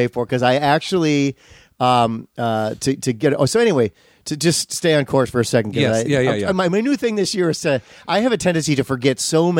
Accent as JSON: {"language": "English", "region": "Midwest", "country": "United States", "tie": "born or raised there", "said": "And where you and I grew up in the Midwest, they also, I think it was Channel 7, used to have the movie of the day."}